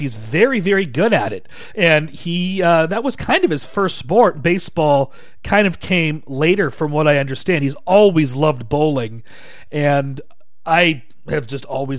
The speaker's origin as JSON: {"language": "English", "town": "Shoreline", "region": "Washington", "country": "United States", "tie": "born or raised there", "moved": "yes", "lives_now": "Spokane, United States", "said": "my hometown, actually, or my former hometown, Shoreline, Washington"}